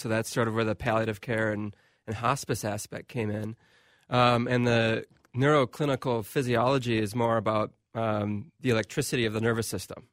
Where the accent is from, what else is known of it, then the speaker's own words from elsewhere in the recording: Waconia, Minnesota, United States; also born or lived in Milwaukee; I'm from Waconia, Minnesota.